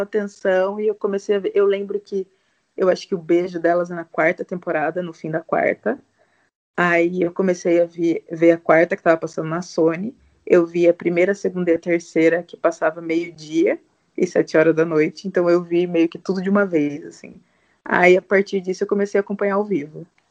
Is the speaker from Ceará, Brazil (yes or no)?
no; Sorocaba, São Paulo, Brazil; eu tenho 31 anos, eu sou de Sorocaba